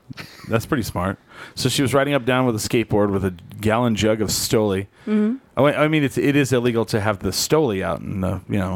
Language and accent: English; New Mexico, United States; I was like, New Mexico.